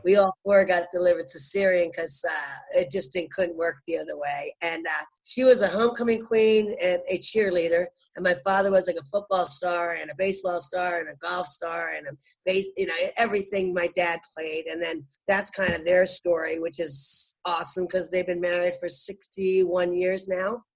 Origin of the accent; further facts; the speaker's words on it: Bucks County, Philadelphia, Pennsylvania, United States; also born or lived in New Ulm, Minnesota; in Bucks County, Philadelphia, is where I grew up